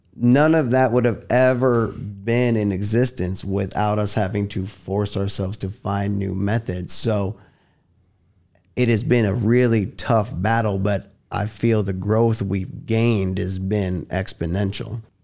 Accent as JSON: {"language": "English", "town": "New York City", "region": "New York", "country": "United States", "tie": "born or raised there", "moved": "yes", "said": "I was born and raised in Manhattan, New York."}